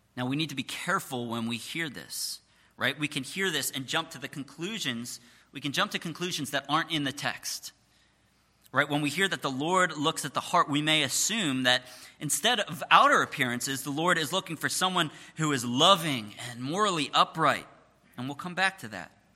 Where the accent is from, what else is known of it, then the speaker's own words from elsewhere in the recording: Jenkintown, Pennsylvania, United States; I was born and raised uh, in Jenkintown, just about a half an hour away.